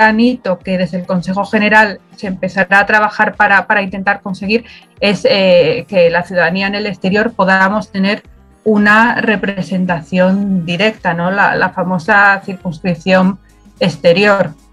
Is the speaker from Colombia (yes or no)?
no; Spain; Y en otros países el poder ejercer un derecho que, tenemos como españoles era literalmente imposible